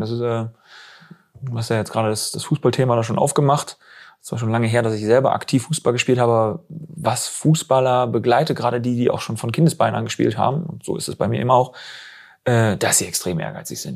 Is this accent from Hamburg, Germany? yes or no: no; west of Osnabrück, Lower Saxony, Germany; now in Bielefeld, Germany; ich komme weg aus irgendwie so ein bisschen westlich von, von Osnabrück. Also ich bin Niedersachse